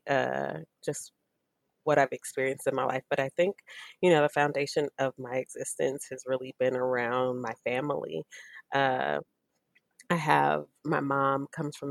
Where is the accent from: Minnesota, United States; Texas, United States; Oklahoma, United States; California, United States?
California, United States; San Francisco Bay Area; also born or lived in Oakland, United States / Livermore, United States; I was reared, I guess I should say, in San Francisco and Oakland, and I was raised in Livermore, which is a very like one cow, one horse town, a little bit east of Oakland